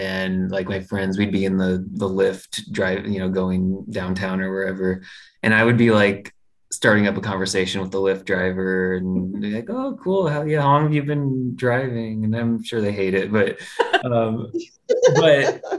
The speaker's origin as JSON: {"language": "English", "town": "Galesburg", "region": "Illinois", "country": "United States", "moved": "yes", "lives_now": "Austin, United States", "said": "Galesburg, where I'm from, a little place in Illinois"}